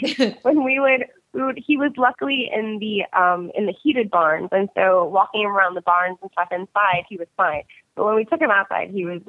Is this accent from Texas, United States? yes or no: yes; Texas, United States; also born or lived in South Florida; And I'm from South Texas and South Florida, so I don't do cold very often.